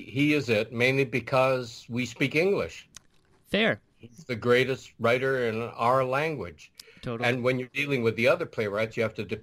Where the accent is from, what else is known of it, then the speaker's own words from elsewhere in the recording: Honolulu, Hawaii, United States; moved away; Originally Hawaii. Really? What part? Uh, Honolulu.